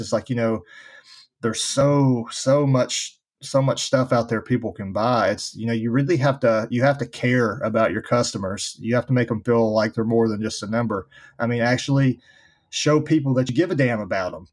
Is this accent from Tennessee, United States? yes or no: yes; Nashville, Tennessee, United States; I was born and raised here in Nashville, Tennessee